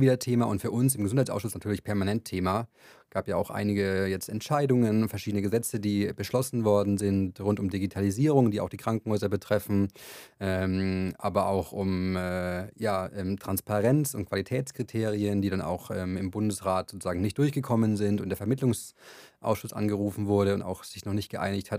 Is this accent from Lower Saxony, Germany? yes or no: no; Franconia, Bavaria, Germany; Ich komme aus Bayern, aus Franken, um genauer zu sein.